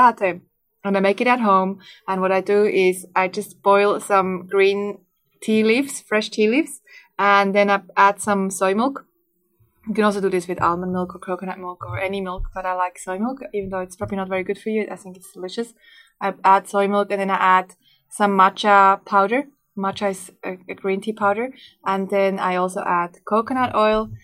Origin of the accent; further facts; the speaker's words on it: Switzerland; moved away; I grew up in Switzerland